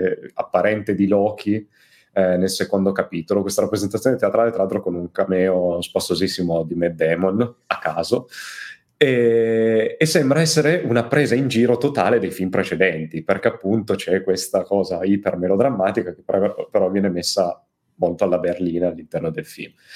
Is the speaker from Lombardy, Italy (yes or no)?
no; Turin, Piedmont, Italy; io, essendo torinese